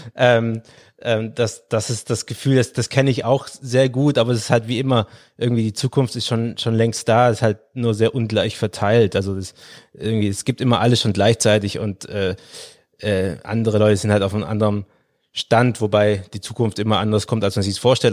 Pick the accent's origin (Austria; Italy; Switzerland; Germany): Germany; Swabia, Baden-Württemberg; ich bin im Schwäbischen aufgewachsen